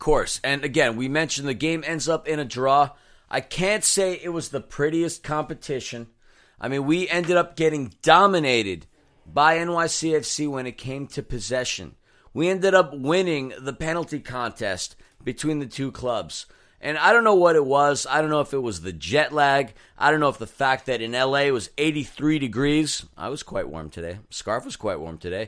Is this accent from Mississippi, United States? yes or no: no; New York, United States; now in Los Angeles, United States; I grew up in New York